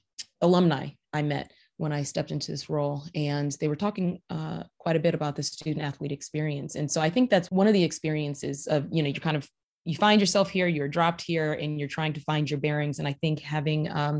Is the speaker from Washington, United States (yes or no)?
no; New Haven, Connecticut, United States; moved away as an adult; also born or lived in New York / Chicago; growing up in New Haven, you know, I was a townie